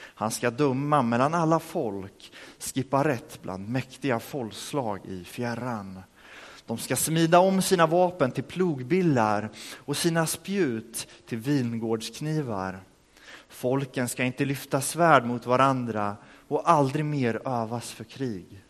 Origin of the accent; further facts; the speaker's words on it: Örebro, Örebro County, Sweden; moved away as an adult; now in Rimforsa, Sweden; hemma i Örebro, där jag kommer ifrån